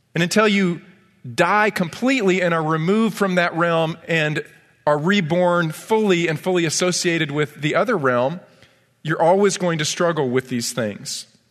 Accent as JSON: {"language": "English", "town": "Ithaca", "region": "New York", "country": "United States", "tie": "born or raised there", "said": "I grew up in Ithaca, New York"}